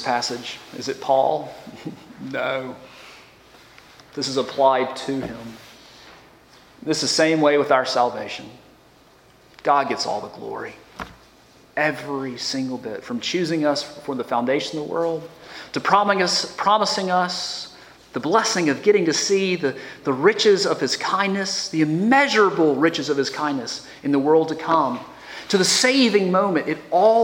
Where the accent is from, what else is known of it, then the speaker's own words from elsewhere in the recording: United States; as American Christians